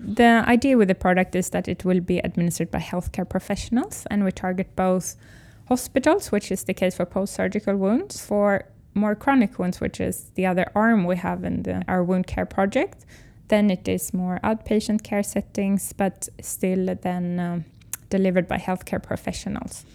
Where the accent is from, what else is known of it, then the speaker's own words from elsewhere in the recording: Sweden; English is a second language; I'm from Sweden